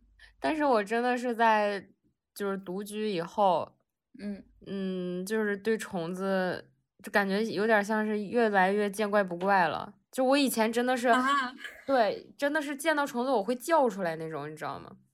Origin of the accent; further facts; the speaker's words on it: Northeast China, China; 咱们东北人吃锅包肉或者吃那种豆角儿